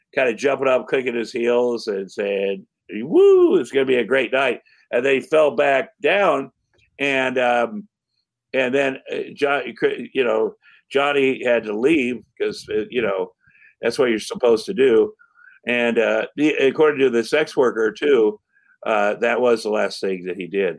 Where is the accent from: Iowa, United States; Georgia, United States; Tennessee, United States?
Iowa, United States; I'm from Iowa